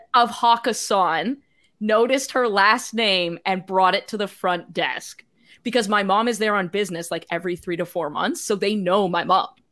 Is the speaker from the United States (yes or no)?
no; Canada; I'm Canadian